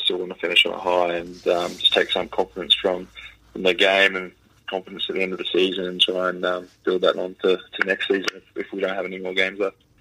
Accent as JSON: {"language": "English", "country": "Australia", "tie": "born or raised there", "said": "growing up in Australia"}